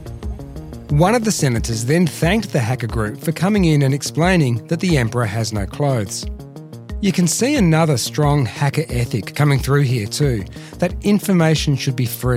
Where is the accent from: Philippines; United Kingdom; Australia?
Australia; Melbourne, Victoria; from my hometown of Melbourne, Australia